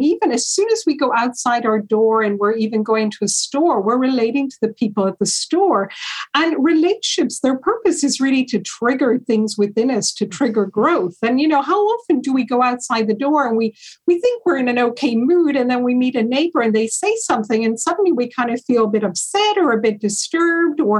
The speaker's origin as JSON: {"language": "English", "country": "Ireland", "tie": "born or raised there", "also_born_or_lived": "Hawaii, United States / United Kingdom / London", "moved": "as an adult", "said": "I grew up in Ireland, Italian mother, Irish father, and then I also lived in the States for a period of time, in Hawaii, and I lived in the UK."}